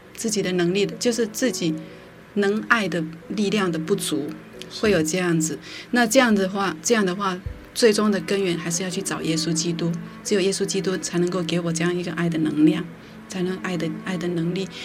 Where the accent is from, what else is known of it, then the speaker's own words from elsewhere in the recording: Qingliao, Tainan, Taiwan; 在清辽，台南县